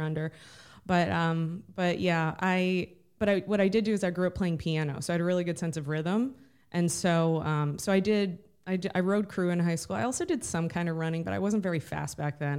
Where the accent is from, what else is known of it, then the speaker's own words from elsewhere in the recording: Bainbridge, Ohio, United States; also born or lived in Cleveland, Ohio / Singapore; I grew up outside of Cleveland, Ohio. It's a little town called Bainbridge